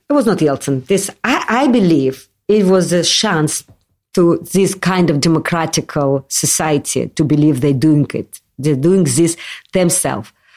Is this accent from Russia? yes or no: yes; Moscow, Russia; English is a second language; moved away as an adult; now in London, United Kingdom; I'm from Moscow. I'm like a city, uh, city